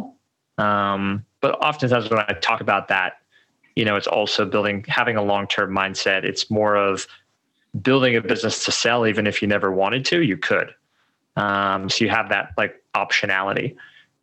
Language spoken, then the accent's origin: English; Colorado, United States; moved away as an adult; also born or lived in Medellín; I grew up in Colorado